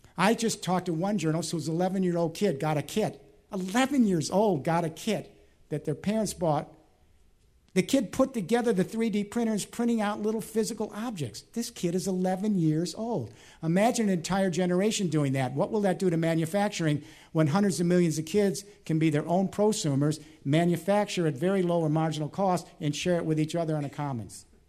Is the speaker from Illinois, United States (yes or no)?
yes; Chicago, Illinois, United States; Chicago this week, my hometown